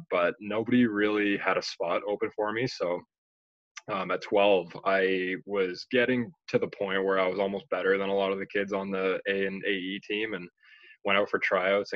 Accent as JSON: {"language": "English", "town": "Pickering", "region": "Ontario", "country": "Canada", "tie": "born or raised there", "also_born_or_lived": "Toronto", "said": "I was born in Toronto, but I moved out here with my family when we were really young, and then grew up in Pickering"}